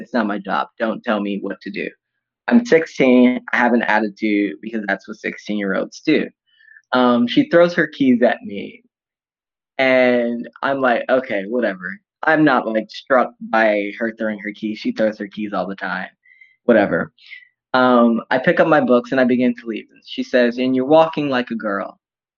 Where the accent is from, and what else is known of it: Detroit, Michigan, United States; born or raised there